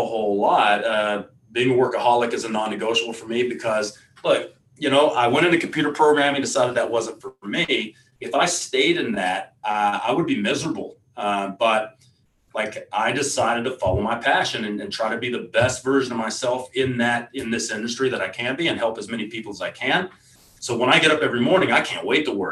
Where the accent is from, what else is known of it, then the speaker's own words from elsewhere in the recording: Texas, United States; I come from Texas